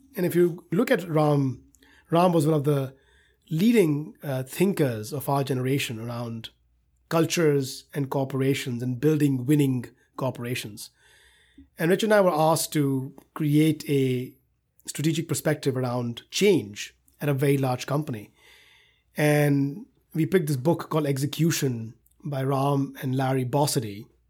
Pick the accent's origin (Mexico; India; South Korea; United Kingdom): India; moved away as an adult; now in United States; growing up in India